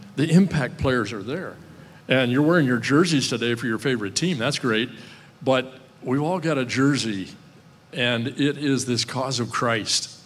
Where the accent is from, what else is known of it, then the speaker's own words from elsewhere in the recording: Midwest, United States; growing up in the Midwest